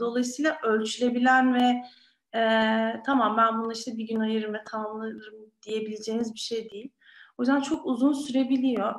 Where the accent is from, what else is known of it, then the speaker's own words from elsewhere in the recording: Istanbul, Turkey; İstanbul'da doğdum, büyüdüm.